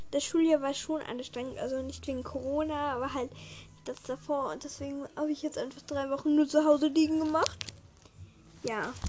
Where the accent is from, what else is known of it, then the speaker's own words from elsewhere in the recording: Vienna, Austria; also bei uns in Österreich hat, glaube ich, noch, haben noch alle, glaube Weil wir, also wir in Wien halt, unsere Sommerferien sind das erste aus